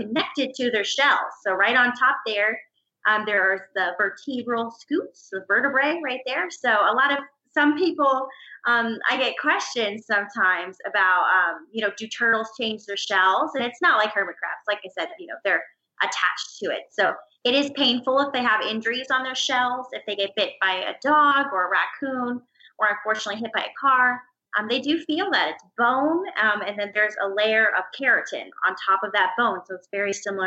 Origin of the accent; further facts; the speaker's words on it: Orlando, Florida, United States; also born or lived in Gainesville, Florida; growing up in Florida